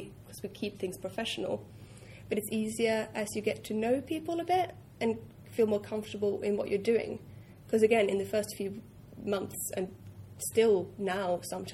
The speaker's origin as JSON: {"language": "English", "country": "Norway", "moved": "yes", "said": "I'm from Norway, I'm used to being very direct"}